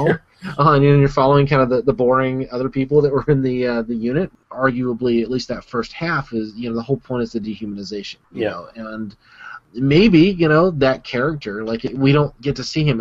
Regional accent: United States; As an American

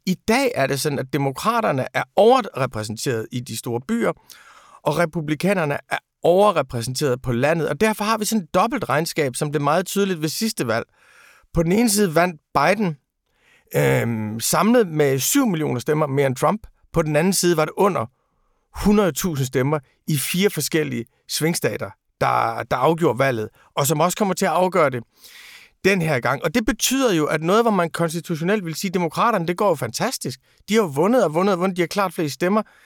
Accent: Aarhus, Central Denmark Region, Denmark; jeg er jo fra Rigskov

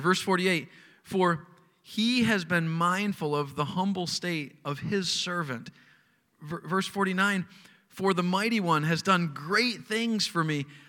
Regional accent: United States; as an American college student

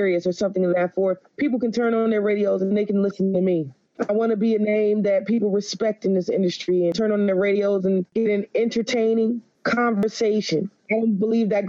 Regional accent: Washington, District of Columbia, United States; also born or lived in Prince George's County, Maryland / Alexandria, Virginia; Born and raised in Washington, D.C. area

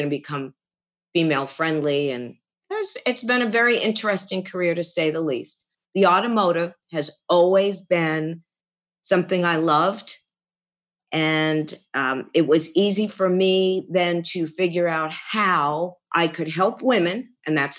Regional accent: Garden City, New York, United States; moved away as an adult; also born or lived in Queens, New York / Lake Mahopac, New York; now in Phoenix, United States; I was born in Queens, New York, Whitestone, and then moved to Long Island, Garden City. And then from there, I pretty much stayed in Nassau County

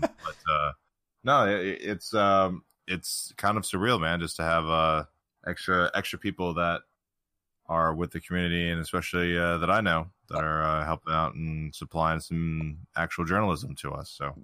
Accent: United States; as an American

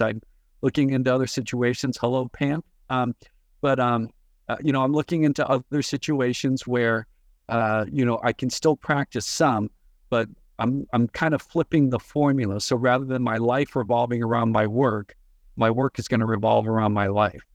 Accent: Bay Area, California, United States; I was born and raised in the Bay Area

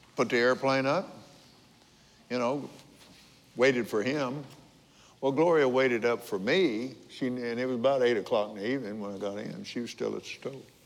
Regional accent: Abilene, Texas, United States; also born or lived in Lubbock, Texas; I was born in Lubbock, but because of my dad's job at Johns Business College, we moved to Abilene.

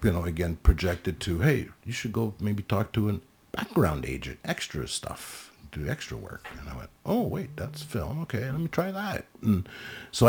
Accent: Montreal, Quebec, Canada; first language French; English is a second language; moved away as an adult; also born or lived in New Brunswick; I was in Montreal, I was there till, 18, then moved out to New Brunswick

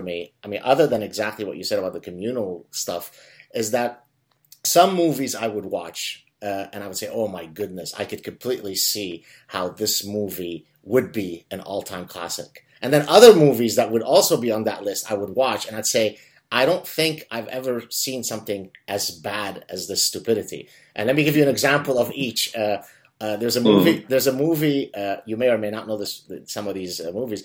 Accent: Lebanon; English is a second language; now in Montreal, Canada; when I was growing up in Lebanon and I didn't speak really English

